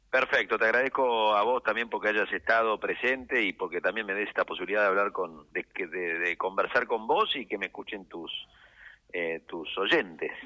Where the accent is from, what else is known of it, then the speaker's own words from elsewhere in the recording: San Isidro, Buenos Aires Province, Argentina; como argentinos y como sanisidrenses